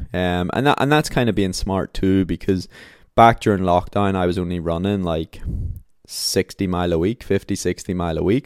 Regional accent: Belfast, Northern Ireland, United Kingdom; my hometown, like Belfast

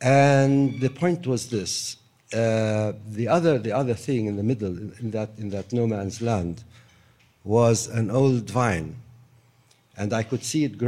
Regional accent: Jerusalem, Palestine; also born or lived in Damascus, Syria; So, I live in the house of my parents, and I grew up in that house. I wasn't born in Jerusalem. I was born in Damascus, as you probably know.

